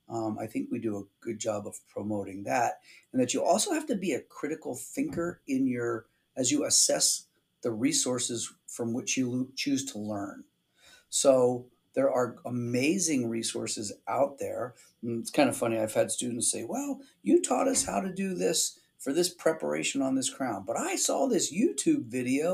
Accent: Pennsylvania, United States; now in Arizona, United States; I grew up in Pennsylvania, we had great snow in the winter to make snowmen

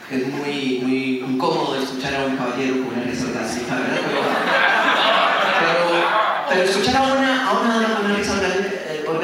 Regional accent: Costa Rica; de Costa Rica.

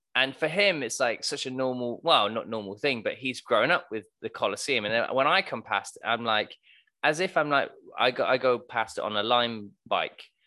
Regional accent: Plymouth, South West England, United Kingdom; I, I'm from a pla-, place called Plymouth

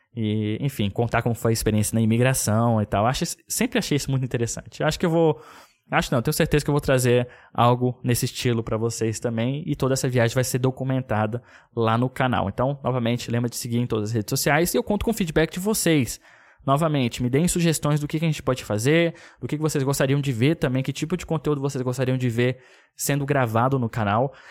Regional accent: Brasília, Federal District, Brazil; moved away; Que sou de Brasília, minha família inteira tá lá

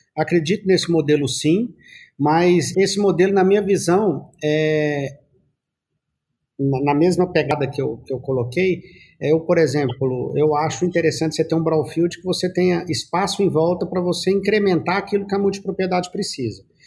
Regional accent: Goiás, Brazil; nós já somos de Goiás.

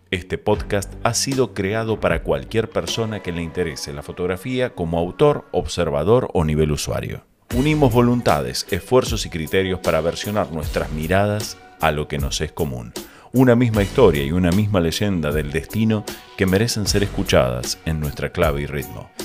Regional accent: Argentina; Soy argentino, nativo y por opción

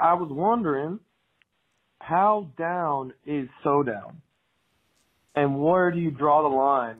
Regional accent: Dallas, Texas, United States; I'm from Dallas, Texas.

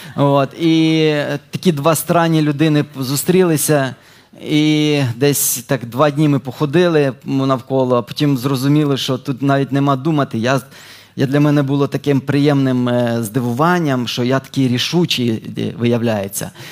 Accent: Dnipropetrovsk Oblast, Ukraine; moved away as an adult; now in Ternopil, Ukraine; Я народився на Дніпропетровщині, але служу вже 5 років в Тернополі.

